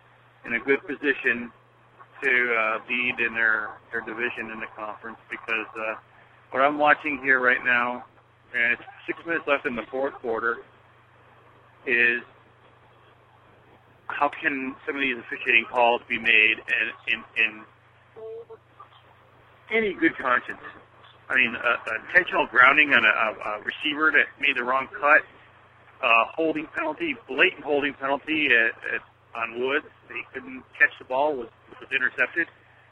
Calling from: Florida, United States; Hey, Ryan, Coach … from Florida

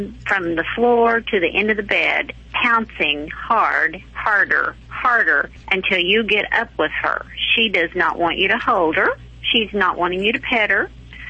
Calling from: Oklahoma, United States

